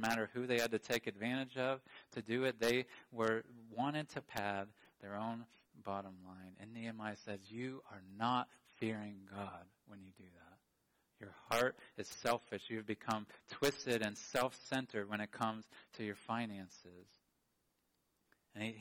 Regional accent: United States; I love being an American

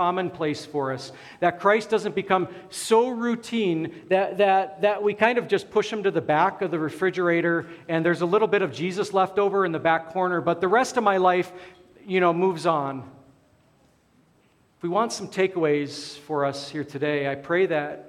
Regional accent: Alaska, United States; moved away; I grew up in Alaska

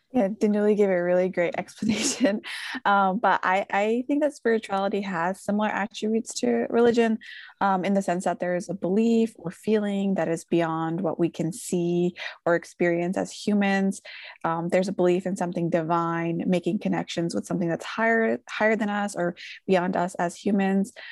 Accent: Philadelphia, Pennsylvania, United States; I was born and raised in Philadelphia, and my family immigrated from Bangladesh

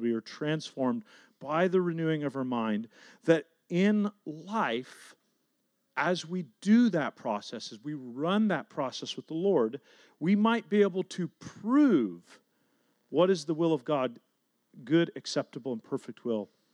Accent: Garland, Texas, United States; the neighborhood that I grew up in. And so I was driving around South Garland

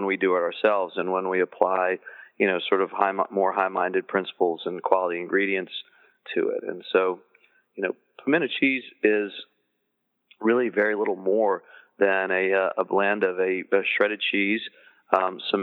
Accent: the South, United States; in the South, we consider it a vegetable

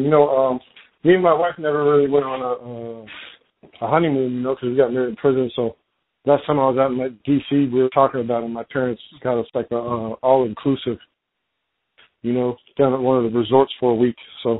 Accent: Lemoore, California, United States; I was born and raised in California. I was actually born out in the desert in this town called Lemoore, where they actually, they fly like Navy fighters and stuff out there.

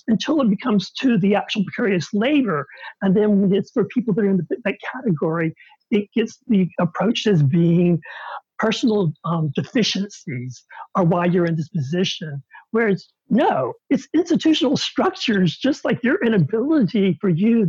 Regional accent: the South, United States; as an openly gay man growing up in the South

